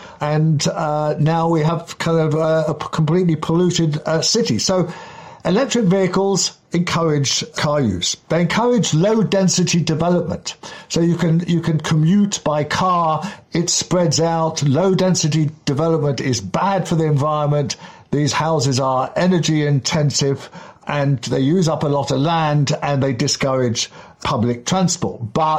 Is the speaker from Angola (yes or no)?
no; Kensington, London, United Kingdom; When I was a kid in the 1960s, growing up in Kensington, up on Camden Hill, which is Upper Hill, the milk used to be delivered by Hoppy the horse, literally.